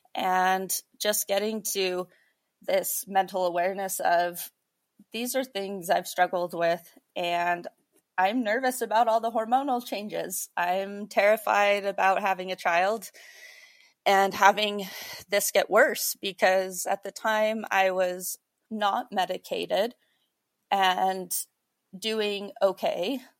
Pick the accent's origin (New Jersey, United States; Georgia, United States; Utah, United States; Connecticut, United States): Utah, United States; also born or lived in Idaho; I grew up a lot in Utah and Idaho